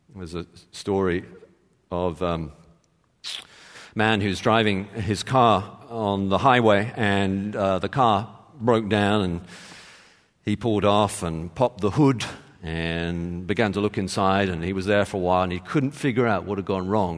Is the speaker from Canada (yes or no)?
no; England, United Kingdom; I'm from England. I'm English.